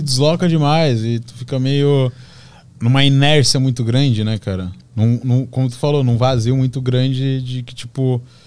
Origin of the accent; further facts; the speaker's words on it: Balneário Camboriú, Santa Catarina, Brazil; a minha relação com meus amigos lá na minha cidade, lá em Balneário Camboriú